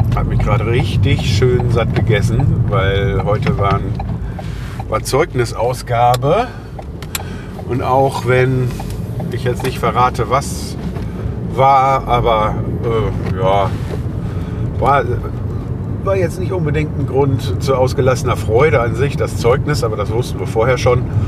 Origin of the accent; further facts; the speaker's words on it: Germany; das Land, wo ich lebe, wo ich geboren bin, wo ich aufgewachsen bin